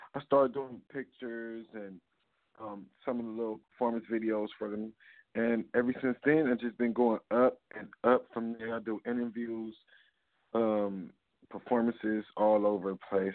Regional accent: Cleveland, Ohio, United States; I am from Cleveland, Ohio.

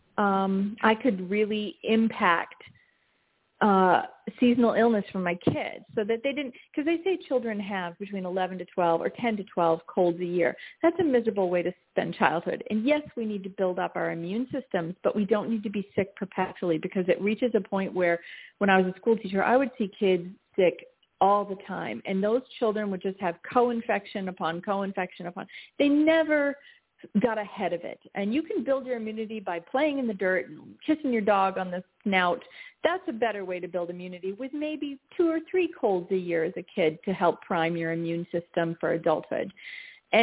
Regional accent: Maine, United States; having been a New Englander, I grew up in Maine in my grandmother's kitchen

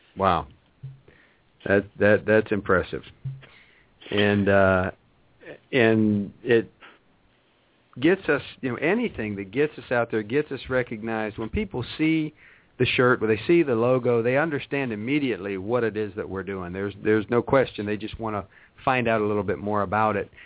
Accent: Wheeling, West Virginia, United States; moved away; I was born in West Virginia. I was born in Wheeling

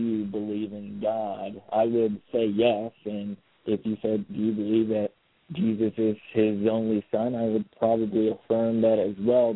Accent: Miami, Florida, United States; now in South Bend, United States; I was raised in Miami, Florida, in a single-parent household

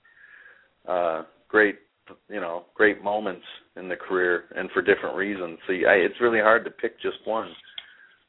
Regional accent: Saint Paul, Minnesota, United States; winning the ECW title in my hometown in St. Paul

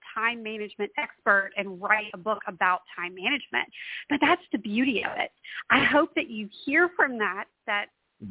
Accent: Louisiana, United States; also born or lived in Washington, D.C.; I'm from Louisiana. I live now right outside of New Orleans

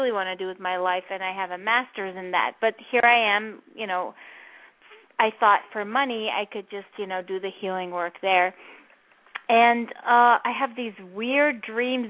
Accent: Netherlands; moved away; I'm from Holland.

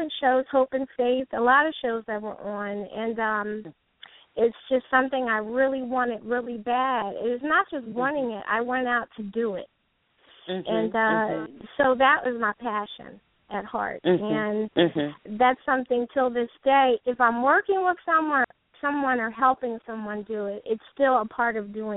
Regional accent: Philadelphia, Pennsylvania, United States; I was born and raised in Philadelphia, Pennsylvania, all my life.

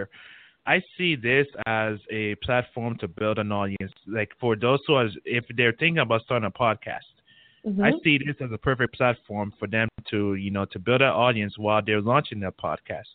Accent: St. Croix, U.S. Virgin Islands; now in Houston, United States; I'm originally from St. Croix, U.S. Virgin Islands

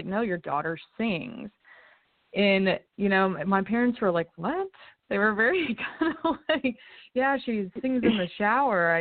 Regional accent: Lexington, Kentucky, United States; moved away as an adult; now in Nashville, United States; I was born and raised in Lexington, Kentucky.

